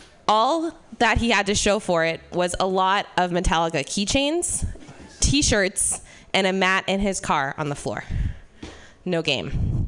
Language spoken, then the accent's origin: English; Ireland; Yeah, the thing about being Irish is that, like, you're a colonized country, but no one knows why blackface is bad there.